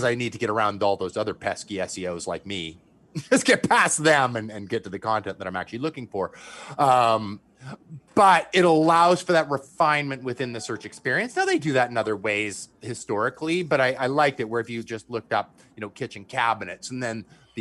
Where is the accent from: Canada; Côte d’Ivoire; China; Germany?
Canada; I'm from Canada.